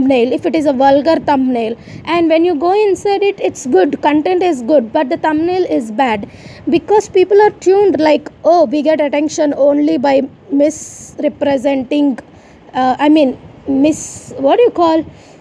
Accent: India; I am Indian, I have a ritual

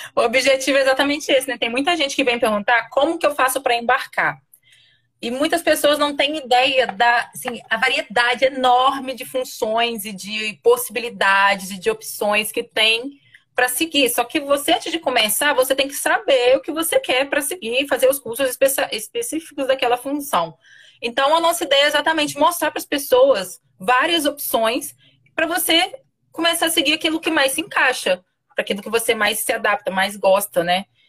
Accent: interior of Minas Gerais, Brazil; moved away as an adult; also born or lived in Rio de Janeiro; Sou do interior de Minas, de lá onde nem mar tem.

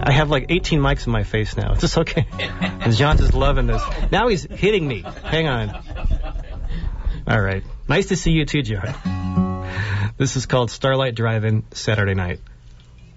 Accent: Watsonville, California, United States; I'm from Watsonville, born and raised

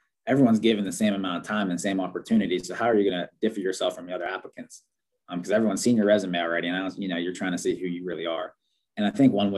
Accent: Pittsburgh, Pennsylvania, United States; I'm from Pittsburgh

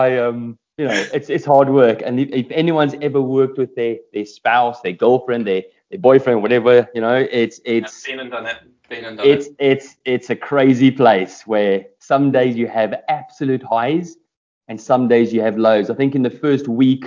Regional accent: South Africa; I'm South African

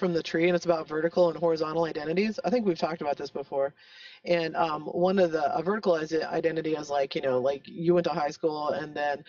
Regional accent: El Paso, Texas, United States; I grew up in El Paso

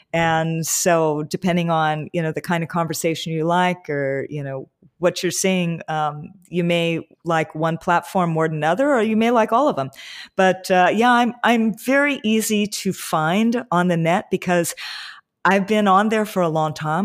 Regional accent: Hawaii, United States; growing up in Hawaii

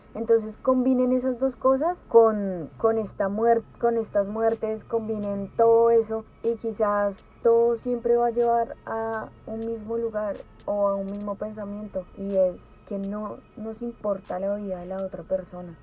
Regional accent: Colombia; moved away; yo no vivo allá

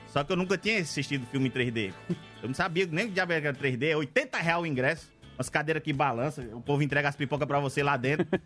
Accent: Cuncas, Ceará, Brazil; Eu sou do sertão, né? Que pra eles é colônia, nós é matuto. É. Do lado do sertão, sou de Cuncas.

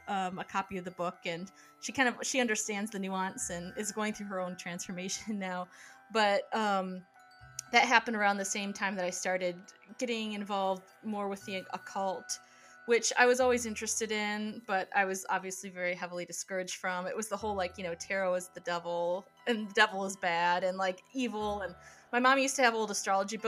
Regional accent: Midwest, United States; I grew up in the Midwest

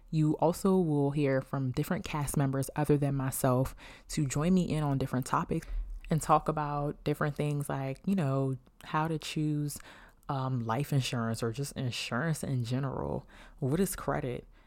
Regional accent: Beltsville, Maryland, United States; I'm from Bellsville, Maryland

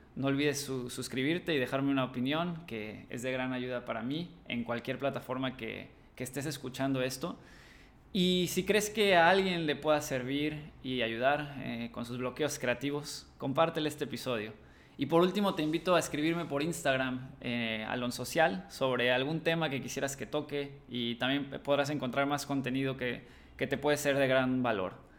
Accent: Cancún, Quintana Roo, Mexico; also born or lived in Madrid; soy cancunense

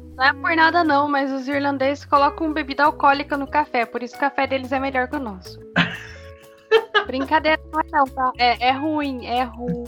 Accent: Brazil; o que nos identifica como brasileiros, por assim dizer, é a nossa cultura

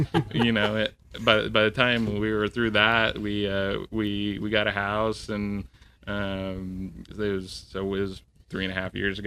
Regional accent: Southern California, United States; moved away as an adult; also born or lived in Oklahoma; I'm originally from Southern California

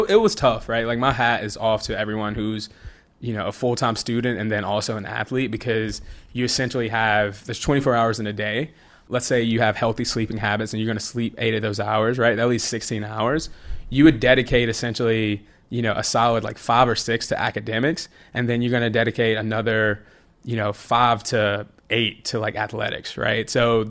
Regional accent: Rome, Georgia, United States; I went to college, ended up at Georgia Tech, which is like right down the street from Rome. It's about an hour away.

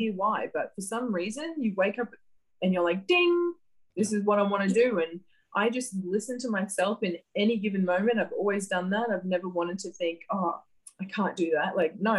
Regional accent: Gladstone, Queensland, Australia; I grew up in a small town called Gladstone, central Queensland

